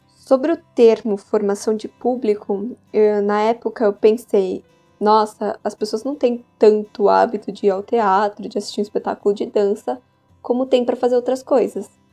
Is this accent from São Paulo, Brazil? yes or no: yes; São Paulo, Brazil; Eu sou de São Paulo e sou estudante do quarto ano das artes cênicas na Unicamp.